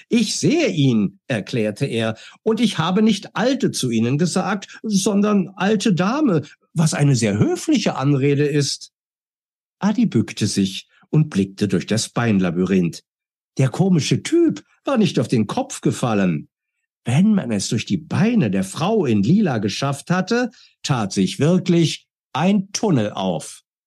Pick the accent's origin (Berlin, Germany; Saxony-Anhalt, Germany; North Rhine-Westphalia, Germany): Berlin, Germany; Ich bin geboren 1964 in Berlin, war ein eifriger Bibliotheksgänger, habe als Kind sehr, sehr viel gelesen